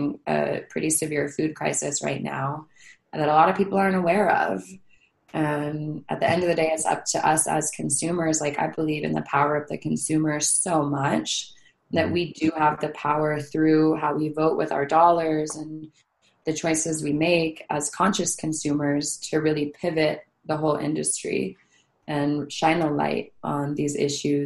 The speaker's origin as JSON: {"language": "English", "region": "Hawaii", "country": "United States", "moved": "yes", "lives_now": "California, United States", "said": "I'm from Hawaii, I live in California."}